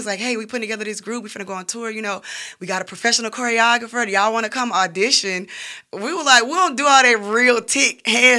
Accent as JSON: {"language": "English", "region": "the South", "country": "United States", "said": "We're models from the South. You can find beautiful models in Birmingham, Alabama."}